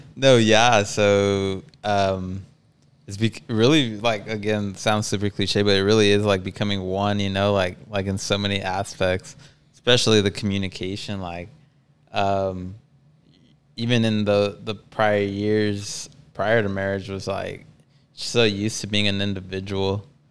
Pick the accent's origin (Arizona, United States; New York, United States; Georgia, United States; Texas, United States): Texas, United States; El Paso; we're both from El Paso